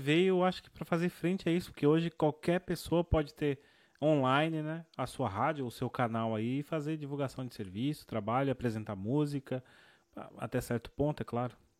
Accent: São Paulo, Brazil; moved away; eu cresci numa comunidade muito pobre, que foi em, em São Paulo, né, onde eu cresci

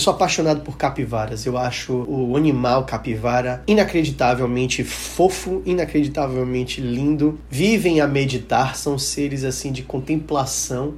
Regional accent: Salvador, Bahia, Brazil; eu sou soteropolitano, nascido e criado e vivi minha vida inteira nessa cidade

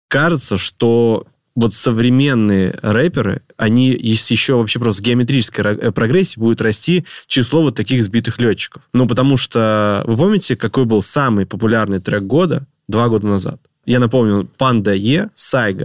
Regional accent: Stary Oskol, Belgorod Oblast, Russia; в Старом Осколе, откуда я родом

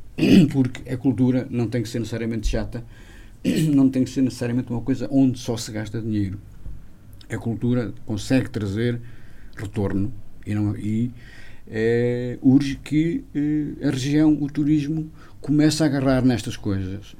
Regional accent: a village in Armamar, opposite Canelas, Viseu, Portugal; sou de uma aldeia que fica mesmo em frente a Canelas, portanto, em Irmamar

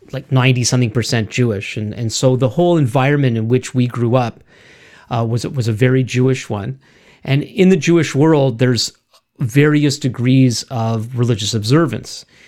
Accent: Montreal, Quebec, Canada; we both grew up in the city of, of Montreal

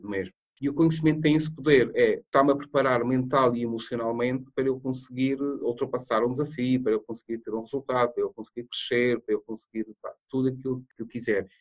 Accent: Madeira, Portugal; moved away; Eu sou da Ilha da Madeira.

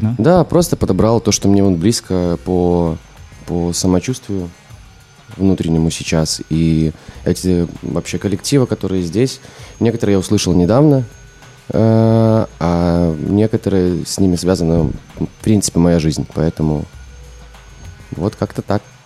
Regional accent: Minsk, Belarus; я из Минска

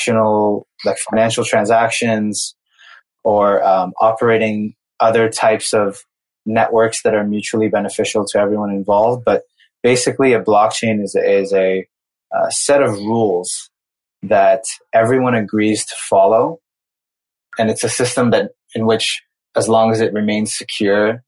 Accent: United States; moved away as an adult; also born or lived in Brazil; I grew up in the United States

